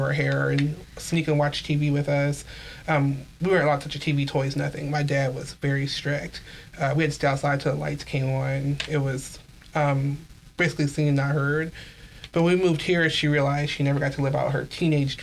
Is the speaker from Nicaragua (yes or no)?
no; Columbus, Ohio, United States; I was born in Columbus, Ohio